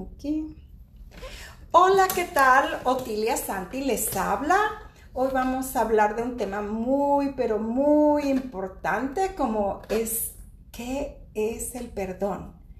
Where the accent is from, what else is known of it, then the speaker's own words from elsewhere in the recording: Mexico; Yo soy mexicana